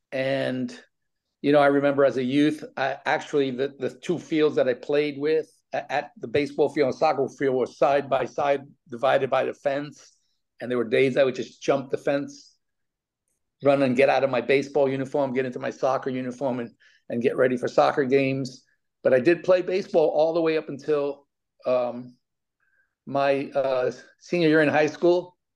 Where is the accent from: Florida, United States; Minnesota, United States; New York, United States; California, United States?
New York, United States; New York City; I was an all city baseball player in New York City